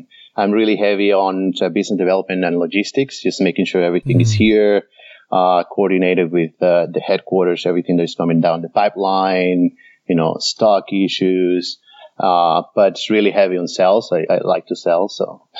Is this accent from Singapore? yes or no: no; Venezuela; also born or lived in Indianapolis, United States / Sydney, Australia; I am originally from here, from the US. I was born in Indianapolis, Indiana. But I grew up in Venezuela, in South America.